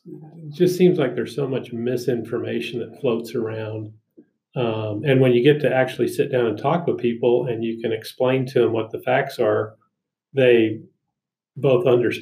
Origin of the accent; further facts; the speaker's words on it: Murray, Utah, United States; also born or lived in Preston, Idaho; I grew up in Murray, went to Murray schools, graduated from Murray High in 78